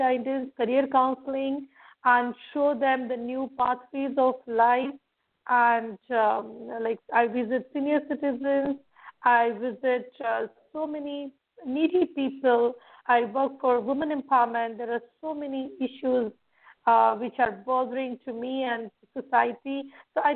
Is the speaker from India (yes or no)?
yes; India; I'm from India